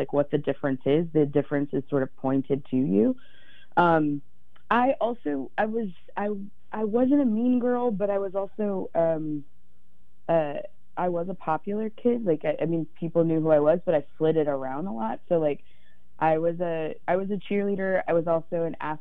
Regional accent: Virginia, United States; I grew up in Virginia

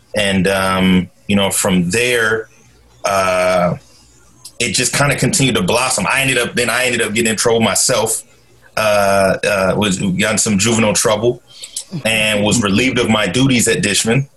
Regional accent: Portland, Oregon, United States; I'm originally from Portland, Oregon uh, born and raised. Uh, grew up in North and Northeast Portland

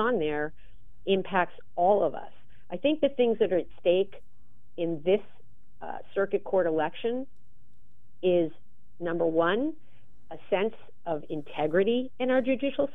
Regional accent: New York, United States; now in Portland, United States; I grew up in New York

